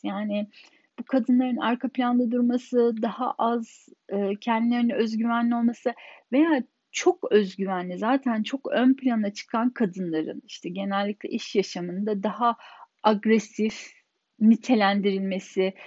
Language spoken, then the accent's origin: Turkish; Turkey; moved away as an adult; now in Germany; 10 kişinin 9'u Alman, tek Türk benim ve burada doğup büyümedim. Almanca benim ana dilim değil.